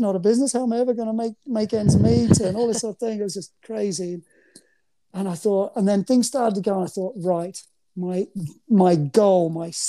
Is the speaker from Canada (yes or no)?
no; Australia; moved away as an adult; now in United Kingdom; I'm nearly more English than I am Aussie